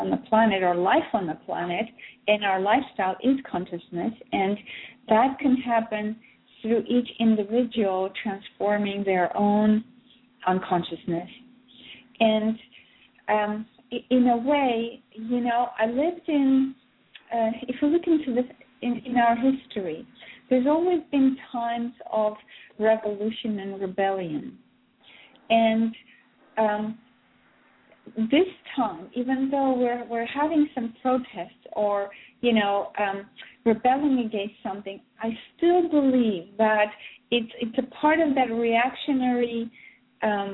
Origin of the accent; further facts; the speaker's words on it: Russia; I was born in Soviet Russia